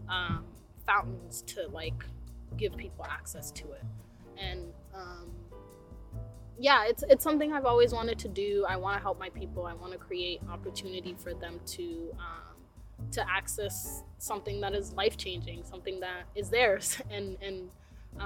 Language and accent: English; South Sudan; now in Portland, United States; I'm Nuer, I'm from the Nuer tribe of South Sudan